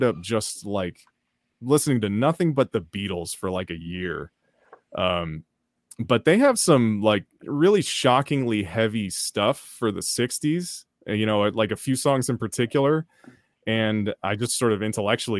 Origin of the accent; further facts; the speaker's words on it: Oakland, California, United States; if you grow up in Oakland